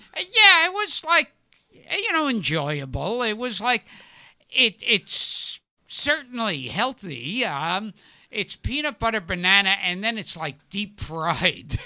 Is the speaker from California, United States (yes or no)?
no; New York City, New York, United States; also born or lived in Manhattan; I grew up in Brooklyn.